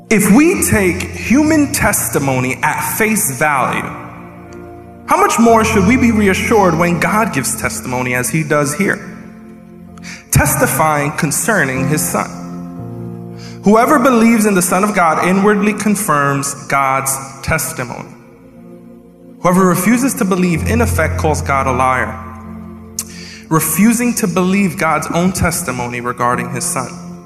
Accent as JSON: {"language": "English", "region": "New York", "country": "United States", "said": "I'm such a New Yorker that I don't just talk with my hands, I think with them too"}